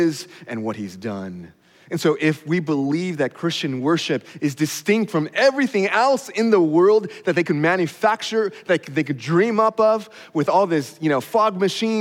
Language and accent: English; California, United States; moved away; I'm a Californian